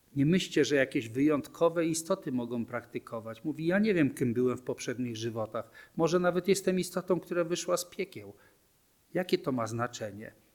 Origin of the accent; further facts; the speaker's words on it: Poland; urodziłem się w Polsce, w męskim ciele